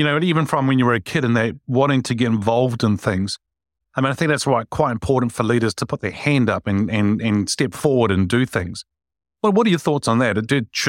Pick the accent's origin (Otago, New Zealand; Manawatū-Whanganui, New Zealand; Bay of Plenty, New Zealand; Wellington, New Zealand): Wellington, New Zealand; Wilberforce Street in Wellington, actually. I grew up in that street.